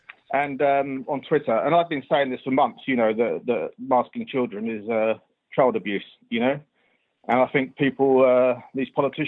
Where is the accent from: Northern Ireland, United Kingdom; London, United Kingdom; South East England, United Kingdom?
London, United Kingdom; now in Oxford, United Kingdom; I'm from London originally, but I'm in Oxford at the moment.